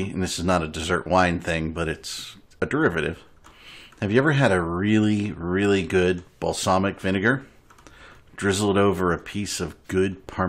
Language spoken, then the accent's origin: English; United States; I'm so American.